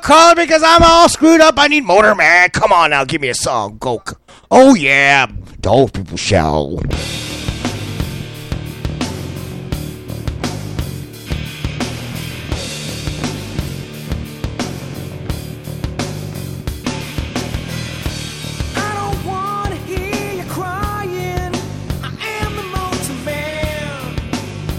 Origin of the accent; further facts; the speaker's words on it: California, United States; I'm from California.